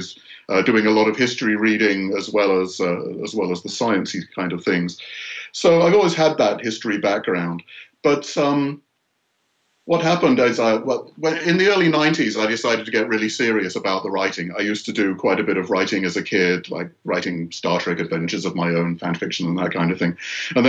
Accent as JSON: {"language": "English", "area": "north of England", "region": "Yorkshire and the Humber", "country": "United Kingdom", "tie": "born or raised there", "moved": "as an adult", "lives_now": "United States", "said": "I grew up in the north of England in a pretty depressed area of Yorkshire"}